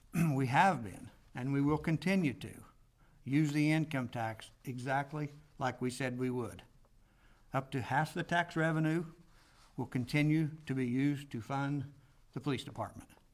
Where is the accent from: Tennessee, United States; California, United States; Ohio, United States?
Ohio, United States; born or raised there